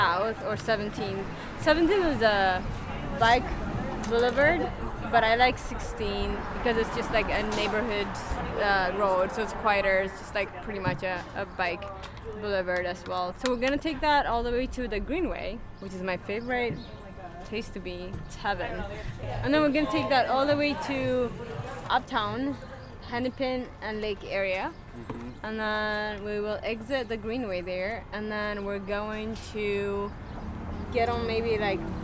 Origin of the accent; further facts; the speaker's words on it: Ethiopia; moved away as an adult; also born or lived in St. Paul, Minnesota; now in Minneapolis, United States; I am from Ethiopia and I came to St. Paul to go to undergrad